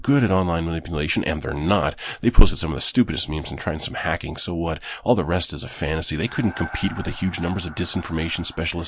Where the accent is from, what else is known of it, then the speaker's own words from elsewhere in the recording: Canada; I'm Canadian. I'm Canadian.